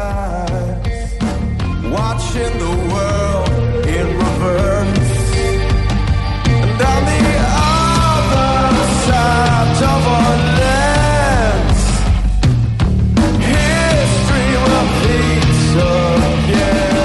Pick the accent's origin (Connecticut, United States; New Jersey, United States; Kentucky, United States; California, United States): New Jersey, United States; Branchburg; I grew up in Branchburg, so like right between Flemington and Somerville.